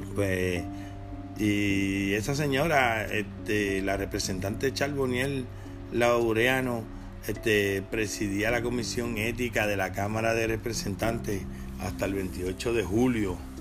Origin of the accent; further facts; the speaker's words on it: Puerto Rico; nosotros como puertorriqueños